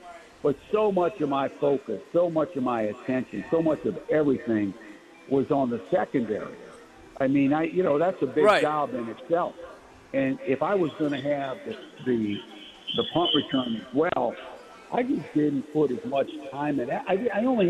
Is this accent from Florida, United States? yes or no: no; Chalmette, Louisiana, United States; when I grew up on La Place Street in Chalmette, and we played football out in the street, you know, we weren't dreaming of being a punter or a kicker